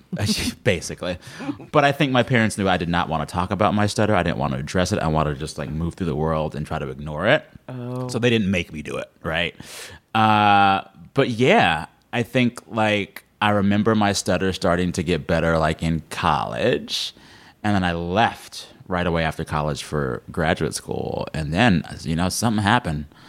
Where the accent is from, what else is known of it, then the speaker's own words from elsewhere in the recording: Texas, United States; moved away; growing up in Texas, I was at my all black church several times a week